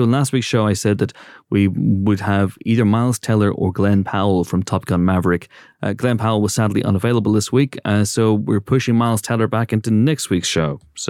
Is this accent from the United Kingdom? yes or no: yes; United Kingdom; You know, growing up in Britain, we had a comedian.